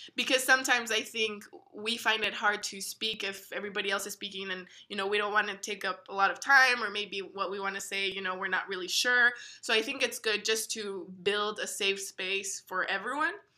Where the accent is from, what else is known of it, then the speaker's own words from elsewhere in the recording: El Paso, Texas, United States; moved away as an adult; also born or lived in Missouri; growing up in El Paso and never really leaving